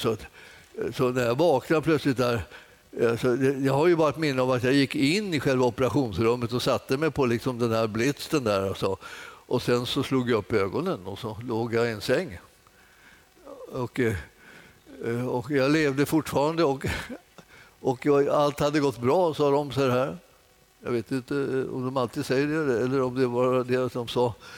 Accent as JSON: {"language": "Swedish", "town": "Stockholm", "region": "Stockholm County", "country": "Sweden", "tie": "born or raised there", "said": "jag kommer från Enskede egentligen."}